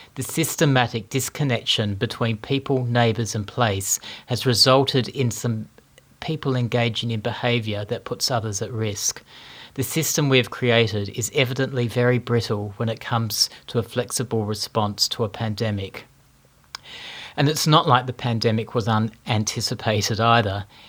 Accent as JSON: {"language": "English", "town": "Melbourne", "region": "Victoria", "country": "Australia", "tie": "born or raised there", "said": "I wake up in my hometown of Melbourne"}